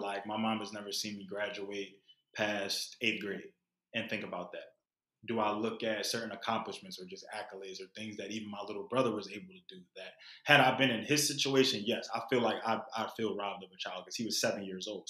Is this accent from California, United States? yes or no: no; Philadelphia, Pennsylvania, United States; growing up in Philly